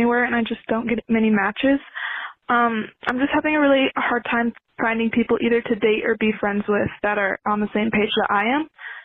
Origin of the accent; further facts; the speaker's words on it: Grand Rapids, Michigan, United States; I'm 20. I'm from Grand Rapids, Michigan